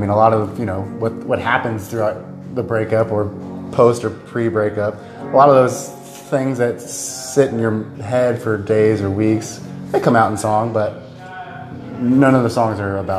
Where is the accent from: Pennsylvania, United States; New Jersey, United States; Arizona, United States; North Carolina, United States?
North Carolina, United States; Rocky Mount; a band from my hometown in Rocky Mountain